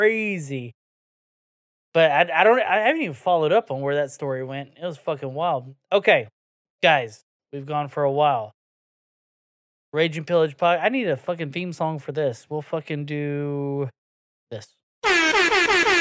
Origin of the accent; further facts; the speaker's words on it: the South, United States; we're from the South down here